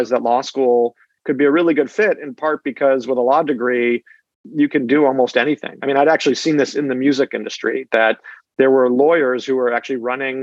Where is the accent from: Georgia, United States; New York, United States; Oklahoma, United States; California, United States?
California, United States; I grew up in California.